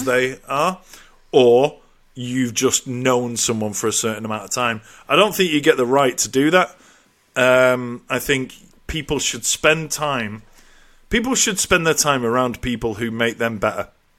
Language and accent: English; England, United Kingdom; now in Ireland; Obviously, I moved over to Ireland from England, and I lost touch with a few people.